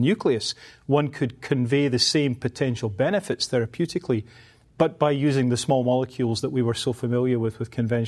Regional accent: Glasgow, Scotland, United Kingdom; The reality is I was brought up in the East End of Glasgow

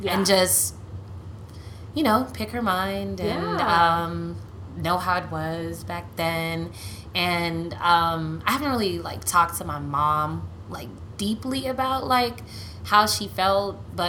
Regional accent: Nigeria; Well, they're I'm Nigerian.

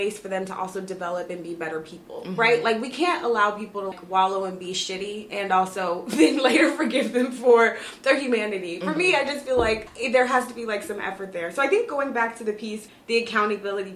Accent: United States; who we are as American people

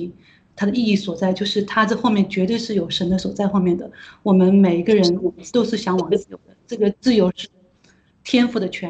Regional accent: China; 我们中国人已过的几千年里面，我们从来都没有想过的事情，因为我们都是一直都是被这种皇权，然后被这种，呃，像现在共产党其实也是一样，都是被我们都被奴役的

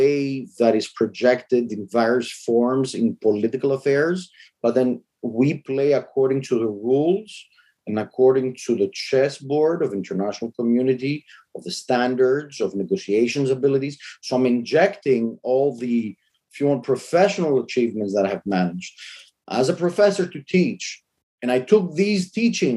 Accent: Brussels, Brussels-Capital Region, Belgium; I grew up in Brussels

